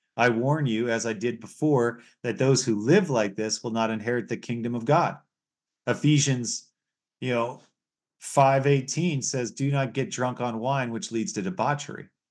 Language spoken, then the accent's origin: English; United States; now in Canada; where I was born in the United States